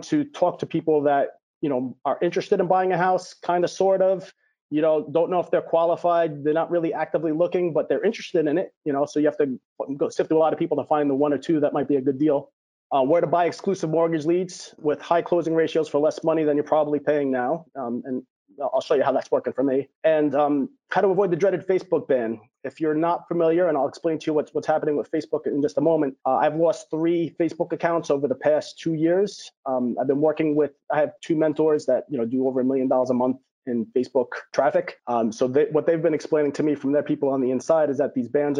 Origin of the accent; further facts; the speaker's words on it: New York, United States; I'm a New Yorker.